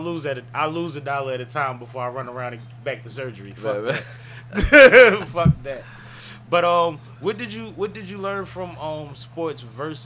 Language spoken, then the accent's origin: English; Philadelphia, Pennsylvania, United States; You know I'm Uptown